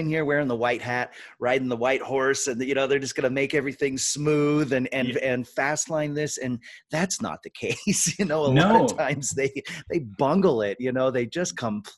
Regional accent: Washington, United States; moved away; my home state of Washington

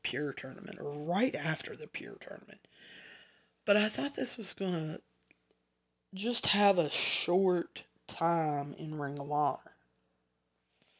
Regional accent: the South, Southern United States, United States; accent: southern; my southern accent. I don't think I have a strong southern accent, but I guess I have enough of one that some of you don't understand me

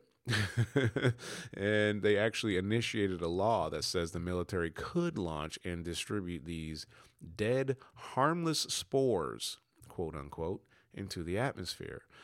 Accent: United States; now in England, United Kingdom; I'm American. Yes, it's a U K extension, but I live in England

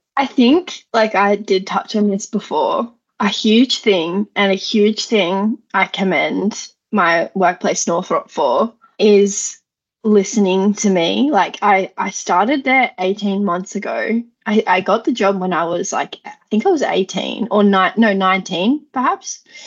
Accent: Lithgow, New South Wales, Australia; I grew up in Lithgow

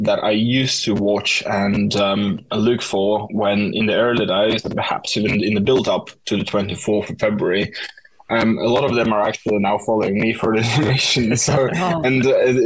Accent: Estonia; first language Russian; English is a second language; now in London, United Kingdom; my first language is Russian, and Estonian is my second language. Although I've been learning it from very young age, as I was born in Estonia

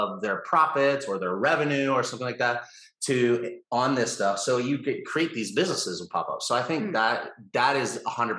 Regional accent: United States; as an American

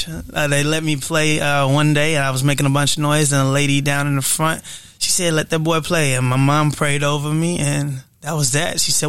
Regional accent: St. Louis, Missouri, United States; also born or lived in California; I was born in California, raised in St. Louis. Fun facts about myself, I'm an artist from St. Louis, a local artist.

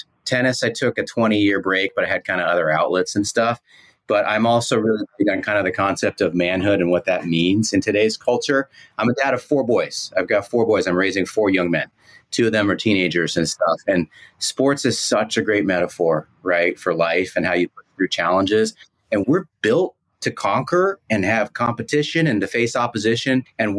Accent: Northern California, United States; born or raised there

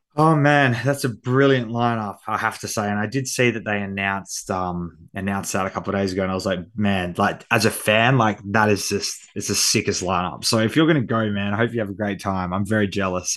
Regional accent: Perth, Western Australia, Australia; accent: Australian; my hometown because I feel like Perth gets overlooked

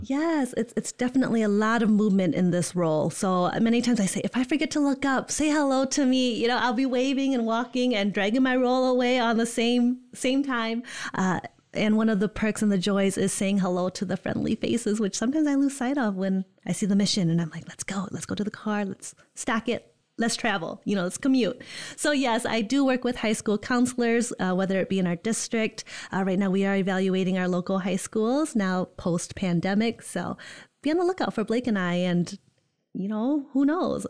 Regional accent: Holland, Michigan, United States; also born or lived in East Lansing, Michigan / West Lafayette, Indiana; born and raised in Holland, Michigan.

